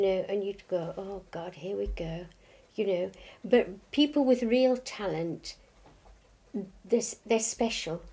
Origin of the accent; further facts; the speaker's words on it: Hull, Yorkshire and the Humber, United Kingdom; I was born in Hull